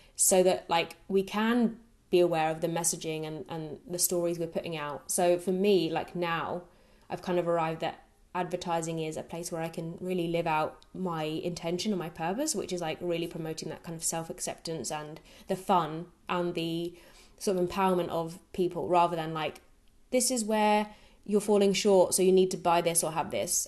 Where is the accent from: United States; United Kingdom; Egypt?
United Kingdom; Brighton, South East England; moved away as an adult; also born or lived in Nottingham; my hometown in Brighton